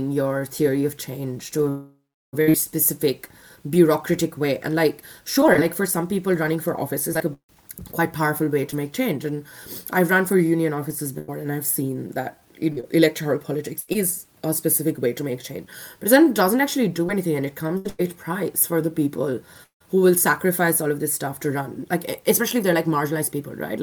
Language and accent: English; India; moved away as an adult; now in Australia; I'm an Indian citizen